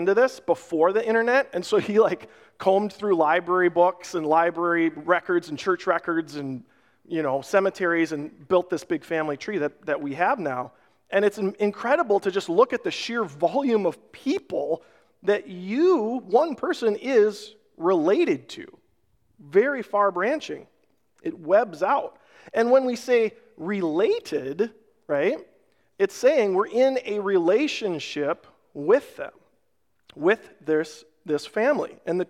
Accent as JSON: {"language": "English", "town": "Rochester", "region": "Minnesota", "country": "United States", "tie": "born or raised there", "said": "We had some really close family friends when we were growing up in Rochester. Their dad was a doctor at the Mayo Clinic"}